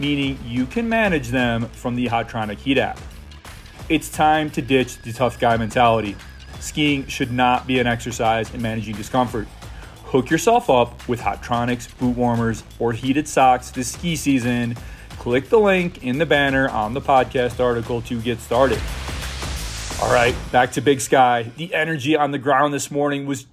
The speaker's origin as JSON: {"language": "English", "region": "Michigan", "country": "United States", "tie": "born or raised there", "moved": "yes", "said": "I grew up in Michigan"}